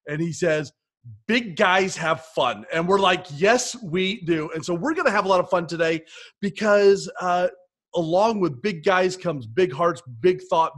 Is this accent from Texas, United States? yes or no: no; Florida, United States; moved away; I grew up south of the South. I'm from Florida.